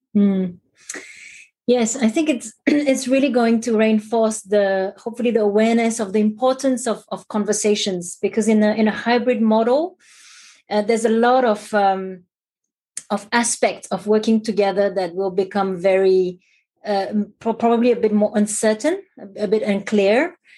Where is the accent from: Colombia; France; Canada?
France; moved away as an adult; now in Singapore; I'm currently uh, living in Singapore for close to 15 years now, but I'm originally from Europe, from France.